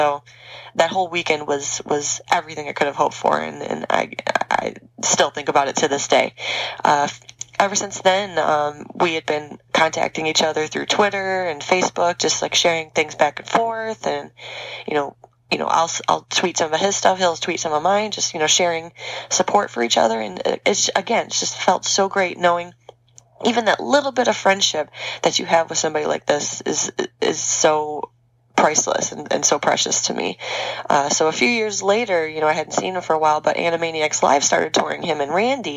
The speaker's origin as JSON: {"language": "English", "town": "Detroit", "region": "Michigan", "country": "United States", "said": "we're both from Detroit"}